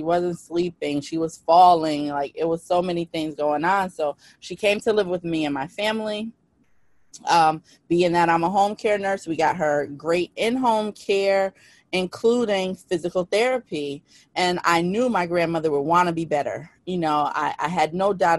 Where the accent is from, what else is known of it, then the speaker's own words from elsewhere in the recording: New Haven, Connecticut, United States; I'm from New Haven, Connecticut